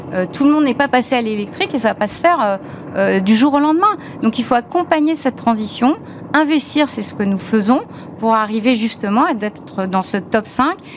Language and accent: French; France; Moi, je suis française comme vous